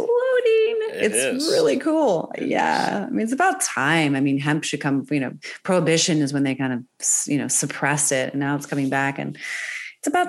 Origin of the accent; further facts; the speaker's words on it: Northern Virginia, United States; moved away as an adult; also born or lived in Maryland / New York City / Switzerland / Germany; now in California, United States; I grew up in Northern Virginia outside of Washington, D.C.